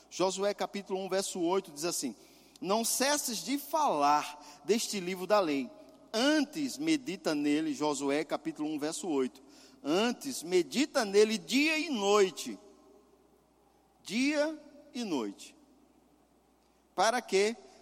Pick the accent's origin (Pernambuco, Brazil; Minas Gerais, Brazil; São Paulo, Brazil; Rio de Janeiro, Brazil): Pernambuco, Brazil; moved away; meu estado, lá de Pernambuco